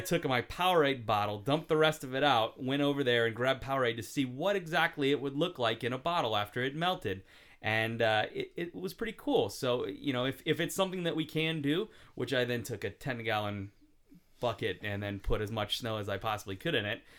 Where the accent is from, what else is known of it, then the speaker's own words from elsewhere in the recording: Cincinnati, Ohio, United States; also born or lived in Buffalo; now in Stockton, United States; I grew up mostly in Cincinnati